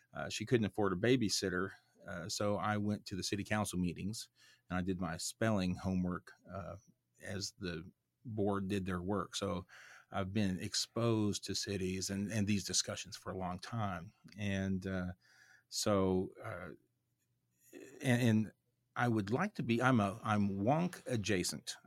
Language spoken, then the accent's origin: English; Oklahoma, United States; where I grew up, which was in the, uh, Cherokee Nation and the Ozarks in Oklahoma